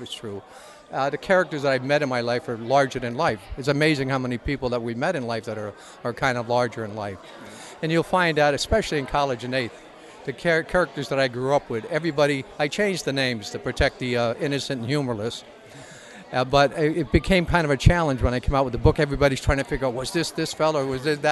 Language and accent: English; Troy, New York, United States; also born or lived in Cohoes; I'm from Cohozno, but I grew up in Troy